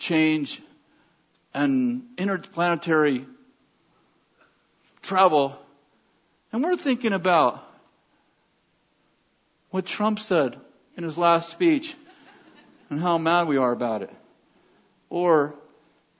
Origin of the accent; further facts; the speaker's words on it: United States; moved away; I'm an American